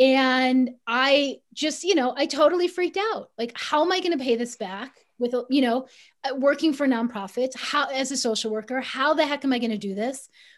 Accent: Chicago, Illinois, United States; I grew up middle class in Chicago

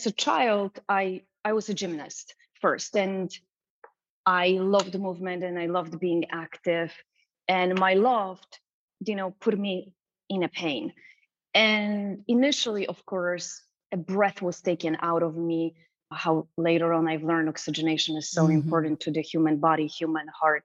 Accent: Racibórz, Silesian Voivodeship, Poland; English is a second language; moved away as an adult; now in United States; I was born and raised in Poland, south of Poland, in a small town called Raciborz

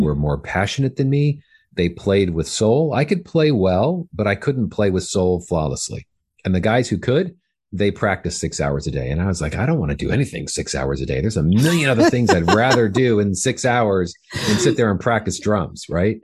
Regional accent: Fullerton, California, United States; I grew up in Southern California

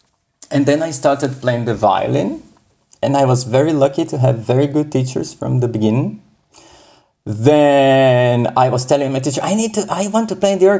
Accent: São Paulo, Brazil; first language Portuguese; English is a second language; moved away; I was born in Sao Paulo in Brazil.

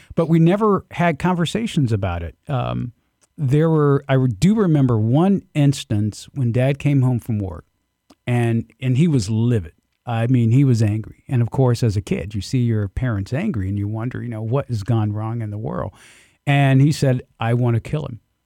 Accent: Albany, Georgia, United States; I grew up in the Deep South, um, Southwest Georgia, uh, Albany, in fact

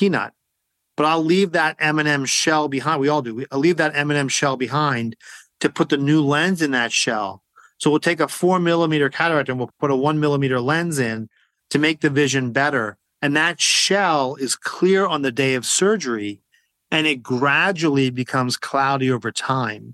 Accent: New Jersey, United States; also born or lived in Maryland; I live in New Jersey. I grew up in New Jersey.

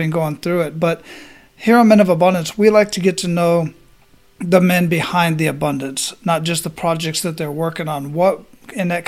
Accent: Phoenix, Arizona, United States; moved away; I was born and raised in Phoenix, Arizona.

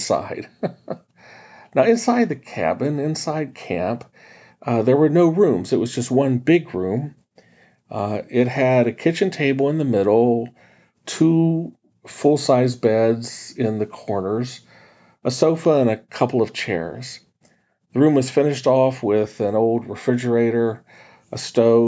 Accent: West Virginia, United States; When I was a kid growing up in West Virginia

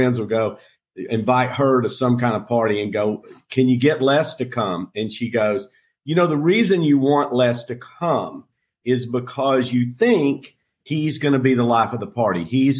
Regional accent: on the North Carolina-Tennessee border, United States; now in Sarasota, United States; I grew up in Tennessee on the North Carolina-Tennessee border. And I just love those mountains.

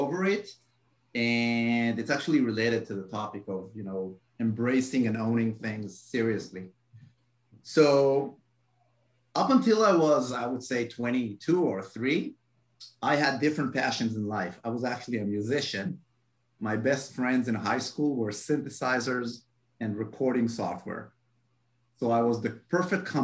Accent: Israel; I am from Israel.

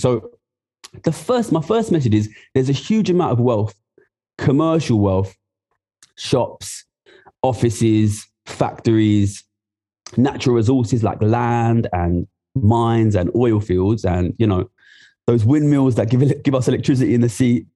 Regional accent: Ilford, London, United Kingdom; I'm from Ilford, which is in uh, East London

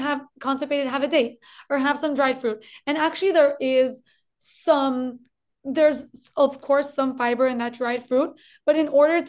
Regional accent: Colombia; now in United States; I'm originally from Colombia, actually. I was born in Colombia. That's why maybe you'll hear a little twinge of an accent

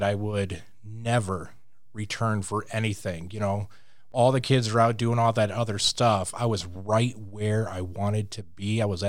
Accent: Louisiana, United States; I'm Cajun, so I talk with my hands.

